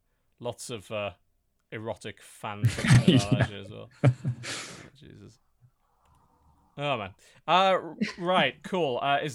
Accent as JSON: {"language": "English", "country": "United Kingdom", "said": "and I'm a British lefty"}